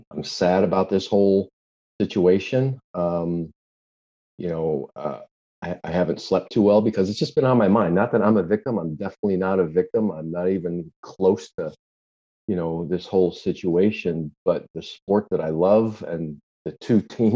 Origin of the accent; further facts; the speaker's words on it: Chicago, Illinois, United States; moved away as an adult; now in South Florida, United States; I was born and raised in Chicago, lived there for about 31 years, 32 years, moved down to South Florida in 1993